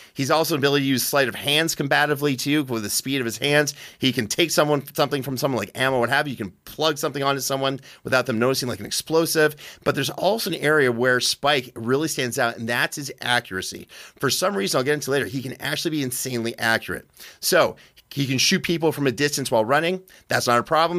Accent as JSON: {"language": "English", "country": "Canada", "moved": "yes", "lives_now": "United States", "said": "I'm a Canadian immigrant to this great country"}